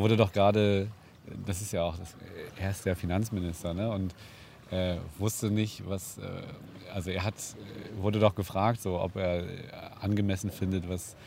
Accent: Hamburg, Germany; wir als Hamburger

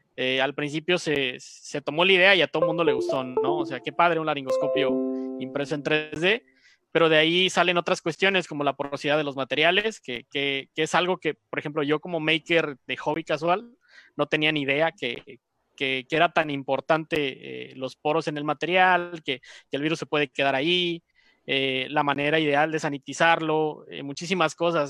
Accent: Mexico; nosotros como mexicanos

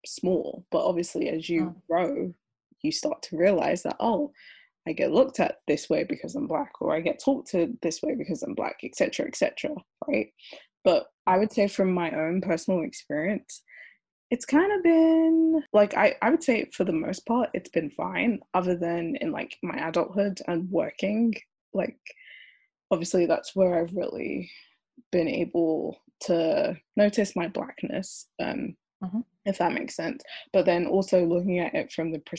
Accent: London, United Kingdom; born or raised there

